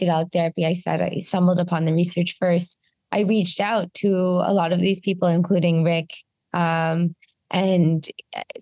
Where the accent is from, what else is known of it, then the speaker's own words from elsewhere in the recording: Canada; a Canadian who is the CEO and co-founder of an American health plan company